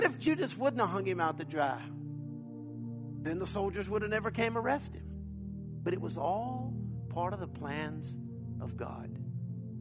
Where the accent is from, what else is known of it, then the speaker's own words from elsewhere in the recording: United States; we're missionaries from the United States